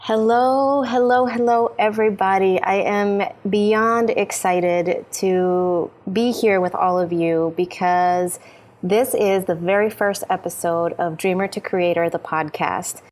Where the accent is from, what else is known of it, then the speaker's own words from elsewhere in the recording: Honduras; I know his family from growing up in Honduras